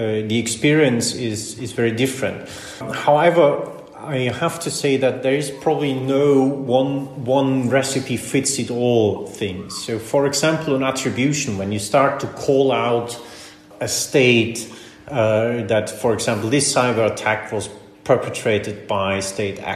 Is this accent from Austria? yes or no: yes; Austria; In Austria, for example, my home country